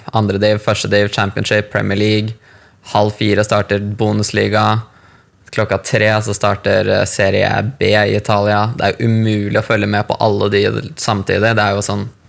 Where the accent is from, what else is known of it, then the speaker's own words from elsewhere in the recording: Larvik, Vestfold, Norway; moved away as an adult; also born or lived in Thailand; now in London, United Kingdom; kjøpte leilighet i hjembyen min Larvik